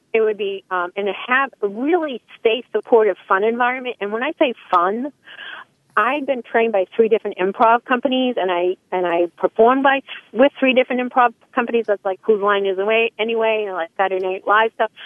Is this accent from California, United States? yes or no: no; Salem, Massachusetts, United States; I'm from Salem, Massachusetts